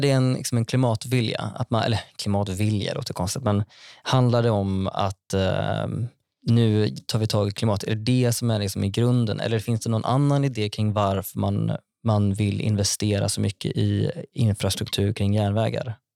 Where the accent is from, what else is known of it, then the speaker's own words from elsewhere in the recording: Vara, Västra Götaland, Sweden; also born or lived in Skara; now in Stockholm, Sweden; Jag kommer från Vara i Västra Götaland